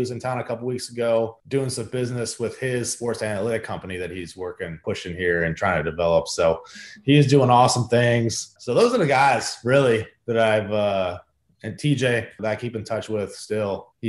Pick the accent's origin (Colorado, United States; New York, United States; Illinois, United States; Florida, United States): Illinois, United States; Chicago; moved away; as a kid growing up in Chicago